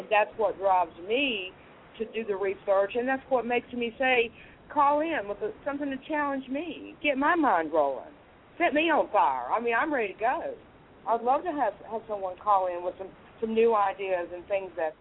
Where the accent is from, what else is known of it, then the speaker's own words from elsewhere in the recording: United States; I'm an American, and I was born and raised in America